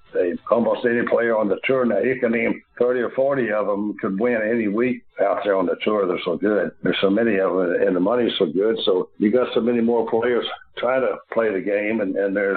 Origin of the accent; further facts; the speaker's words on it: Louisville, Kentucky, United States; being born and raised in Louisville, which was a couple hundred miles south